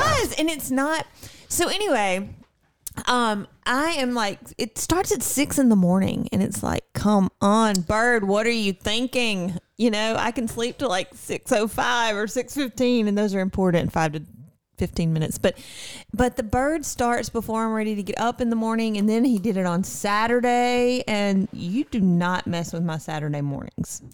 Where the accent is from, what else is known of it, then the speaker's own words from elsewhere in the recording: Mississippi, United States; I am from Mississippi